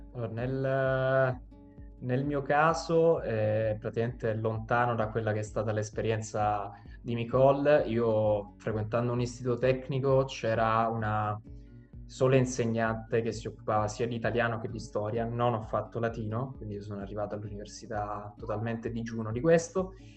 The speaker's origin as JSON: {"language": "Italian", "town": "Vittoria", "region": "Sicily", "country": "Italy", "moved": "as an adult", "lives_now": "Rome, Italy", "said": "vengo da, dalla Sicilia, da Vittoria"}